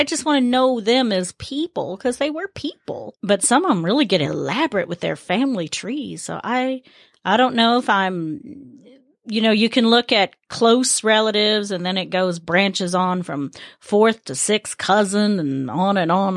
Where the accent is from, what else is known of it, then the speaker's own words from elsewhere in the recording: the South, United States; growing up in the South, especially, it's about who your kin folk are